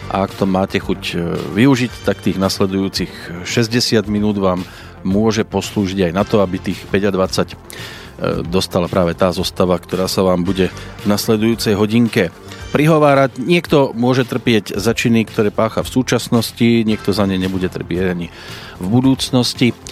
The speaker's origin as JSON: {"language": "Slovak", "town": "Prievidza", "region": "Trenčín Region", "country": "Slovakia", "said": "u nás v Prievidzi"}